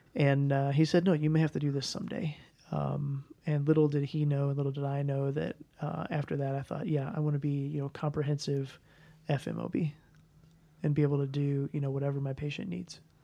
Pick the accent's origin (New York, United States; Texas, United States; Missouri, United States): Missouri, United States; St. Louis; moved away as an adult; also born or lived in Kansas City / Kansas; I was raised in Saint Louis